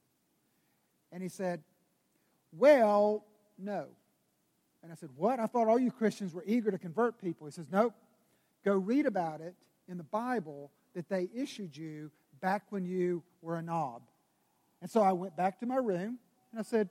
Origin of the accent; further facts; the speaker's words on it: Greenville, South Carolina, United States; I grew up in Greenville, South Carolina.